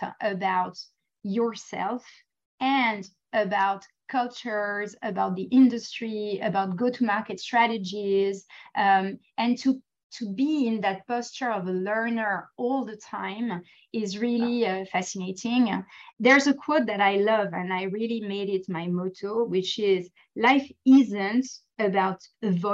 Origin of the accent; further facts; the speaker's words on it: France; moved away; I was born and raised in France, and so I always felt European